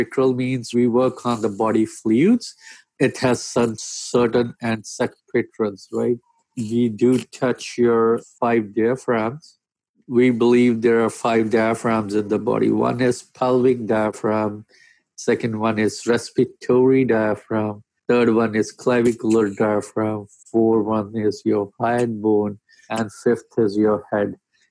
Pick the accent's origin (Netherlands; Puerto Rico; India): India; moved away as an adult; now in Abbotsford, Canada; I'm a physiotherapist from India.